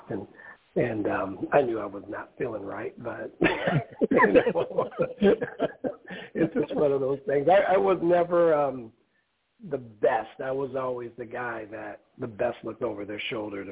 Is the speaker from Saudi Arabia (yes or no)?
no; Omaha, Nebraska, United States; moved away as an adult; also born or lived in South Dakota; I'm originally from Omaha, Nebraska